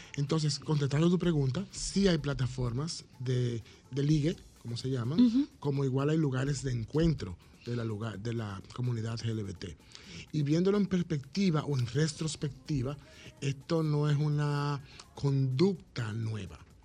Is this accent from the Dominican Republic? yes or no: yes; Dominican Republic; como dominicanos y dominicanas, tenemos una realidad particular.